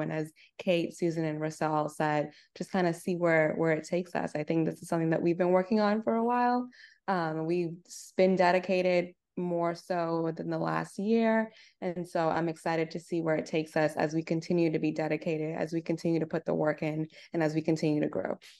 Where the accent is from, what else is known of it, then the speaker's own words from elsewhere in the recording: Nassau, New Providence, Bahamas; moved away as an adult; also born or lived in Arkansas, United States; now in United States; I'm originally from Nassau, Bahamas, born and raised.